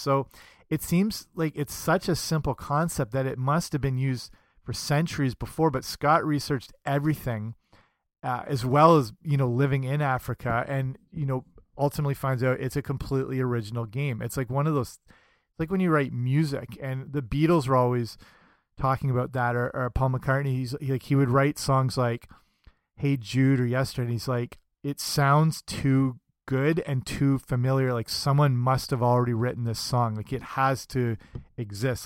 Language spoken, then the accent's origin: English; Canada; I'm Canadian